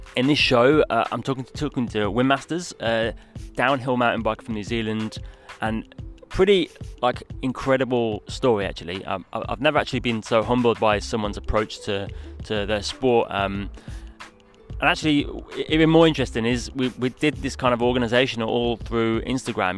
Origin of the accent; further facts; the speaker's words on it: England, United Kingdom; I'm an English guy